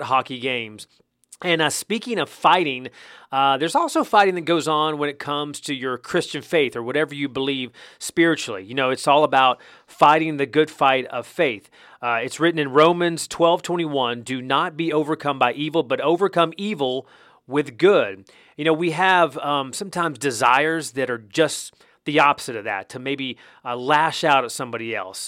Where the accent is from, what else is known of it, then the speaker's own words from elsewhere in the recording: North Carolina, United States; moved away as an adult; now in Georgia, United States; I grew up in North Carolina, so I played basketball pretty much on a daily basis.